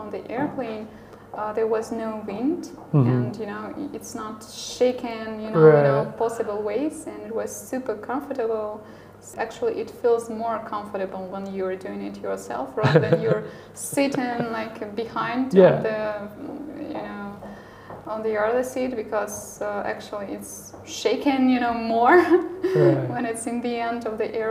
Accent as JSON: {"language": "English", "country": "Belarus", "said": "here in my home country"}